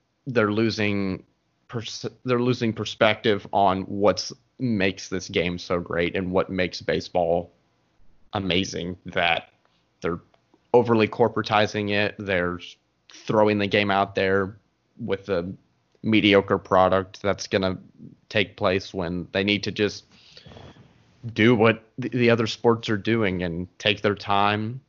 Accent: Atlanta, Georgia, United States; born or raised there

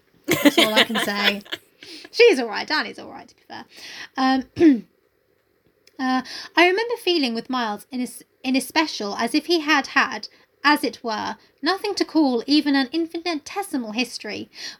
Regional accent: United Kingdom; Oh, I mean, that's just a rule of being British.

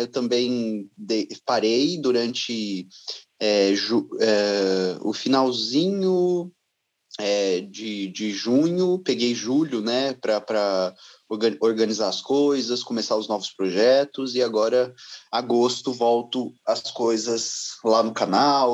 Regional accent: Ribeirão Preto, São Paulo, Brazil; moved away; eu estou longe de Ribeirão Preto, onde nasci

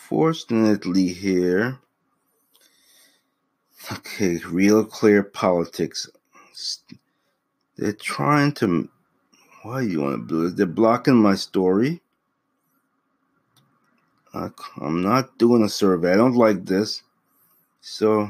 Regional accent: Massachusetts, United States; my home state of all places, freaking Massachusetts

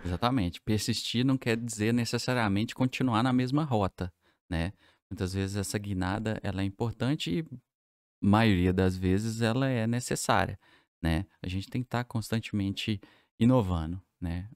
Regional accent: Divinópolis, Minas Gerais, Brazil

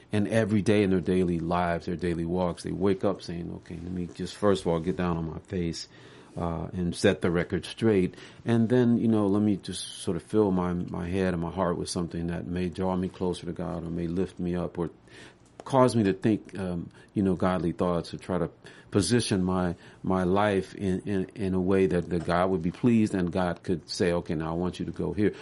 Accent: Memphis, Tennessee, United States; growing up in Memphis, we called Soulsville, U S

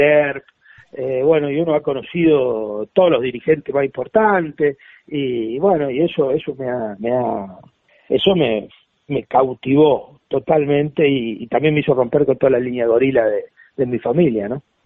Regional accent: Máximo Paz, Santa Fe, Argentina; yo nací en Máximo Paz.

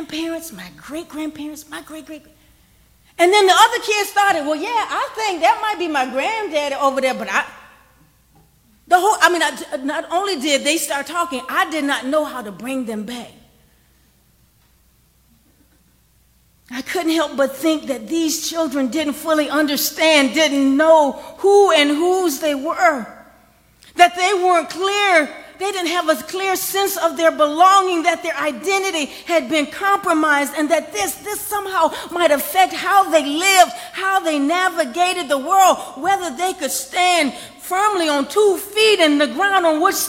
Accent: United States; I'm from Washington Park

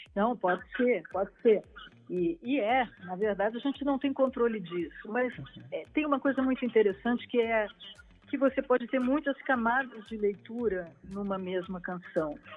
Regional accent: Porto Alegre, Rio Grande do Sul, Brazil; eu sou gaúcha

